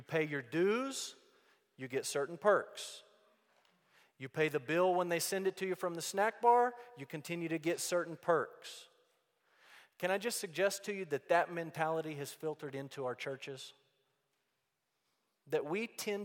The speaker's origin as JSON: {"language": "English", "town": "Amarillo", "region": "Texas", "country": "United States", "tie": "born or raised there", "said": "I grew up in Amarillo, Texas"}